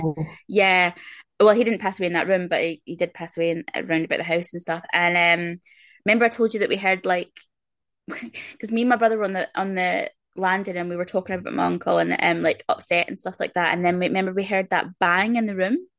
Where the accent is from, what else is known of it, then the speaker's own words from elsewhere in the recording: Scotland, United Kingdom; I'm very very Scottish.